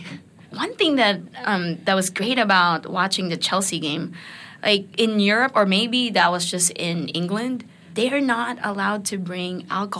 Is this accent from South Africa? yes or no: no; Japan; moved away; I grew up in Japan